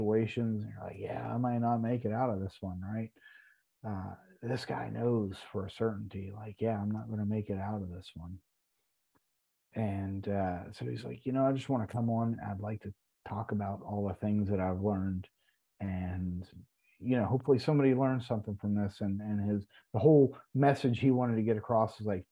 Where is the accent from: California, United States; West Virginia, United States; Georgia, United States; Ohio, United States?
West Virginia, United States; We're both from West Virginia